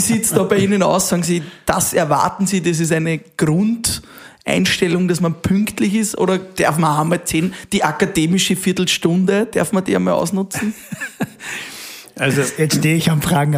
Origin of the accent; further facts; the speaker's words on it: Austria; bei uns in Österreich